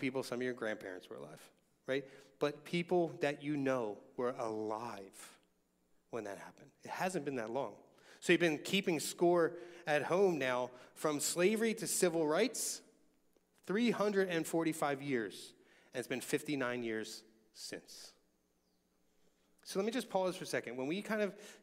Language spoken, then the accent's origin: English; Philadelphia, Pennsylvania, United States; I remember growing up in Longcrest, which is now the most racially diverse section of Northeast Philadelphia